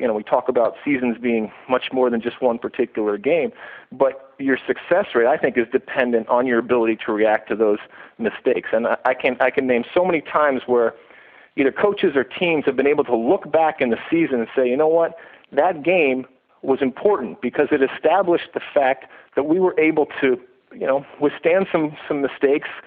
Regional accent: Michigan, United States; moved away as an adult; also born or lived in New Jersey; now in Los Angeles, United States; I grew up in Michigan, and I came out to Rutgers University

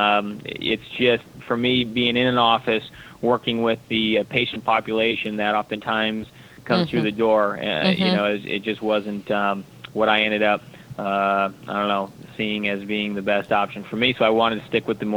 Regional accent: Storm Lake, Iowa, United States; now in Southern California, United States; when I was young growing up in Iowa

